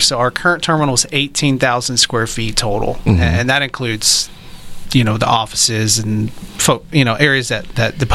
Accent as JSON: {"language": "English", "town": "Texarkana", "country": "United States", "also_born_or_lived": "Florida", "moved": "yes", "said": "I'm from Texarkana"}